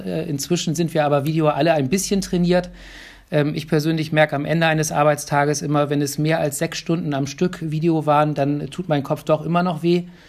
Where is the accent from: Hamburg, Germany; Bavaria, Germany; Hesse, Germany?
Hamburg, Germany; now in Bremen, Germany; ich bin gebürtiger Hamburger